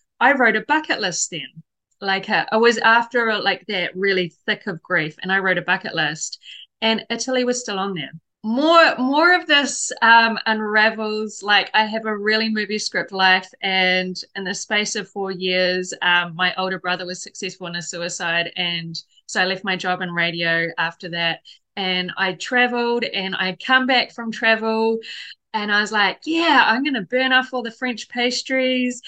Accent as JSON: {"language": "English", "country": "New Zealand", "also_born_or_lived": "Hong Kong", "moved": "as an adult", "said": "I come from New Zealand"}